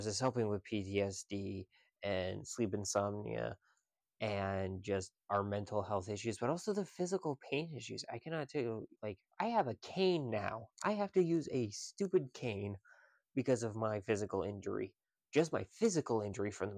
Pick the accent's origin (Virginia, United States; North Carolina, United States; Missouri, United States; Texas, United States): Virginia, United States; now in Pennsylvania, United States; Virginia is my home state. It's where I was born.